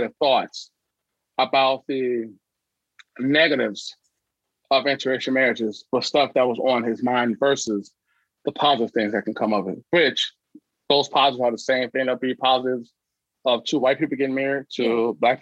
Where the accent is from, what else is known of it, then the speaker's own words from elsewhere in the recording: Chicago, Illinois, United States; also born or lived in Troy, Alabama; I grew up in the Chicagoland area